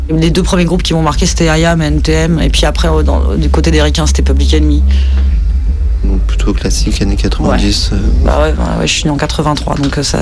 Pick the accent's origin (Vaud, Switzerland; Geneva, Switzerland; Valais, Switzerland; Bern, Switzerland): Vaud, Switzerland; Lausanne; j'ai 30 ans, je viens de Lausanne, je travaille à Genève